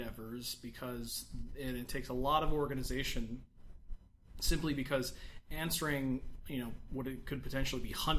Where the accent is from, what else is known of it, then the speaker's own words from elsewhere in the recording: United States; as an American